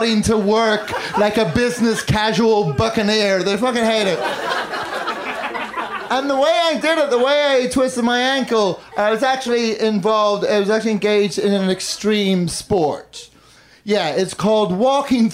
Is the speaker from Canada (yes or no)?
no; Northern Ireland, United Kingdom; also born or lived in London; now in Chicago, United States; I do still live in Chicago. I've lived there for 13 years, but I grew up in Northern Ireland and London